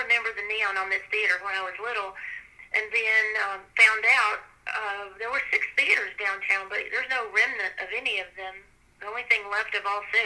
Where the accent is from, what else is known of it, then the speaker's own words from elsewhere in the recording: Greenville, Texas, United States; moved away as an adult; also born or lived in Austin, Texas; I grew up in Greenville